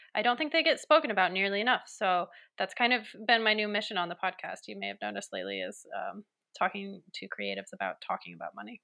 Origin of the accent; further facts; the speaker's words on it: Fort Collins, Colorado, United States; I grew up in Fort Collins